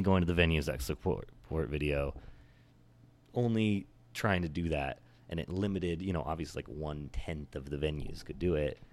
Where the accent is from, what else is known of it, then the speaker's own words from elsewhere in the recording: Oregon, United States; also born or lived in California; now in New York, United States; I was raised, I was born in California, but I was raised in Oregon